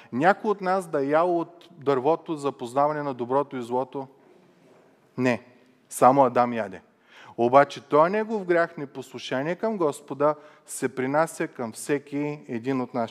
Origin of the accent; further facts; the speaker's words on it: Bulgaria; съм българин